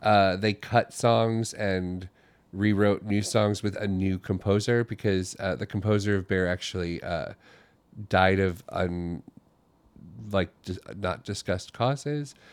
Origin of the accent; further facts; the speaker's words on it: Florida, United States; moved away as an adult; also born or lived in Ohio / New Jersey; now in New York City, United States; when I was little, I was from Ohio, and then we moved to Florida when I was young, and I grew up there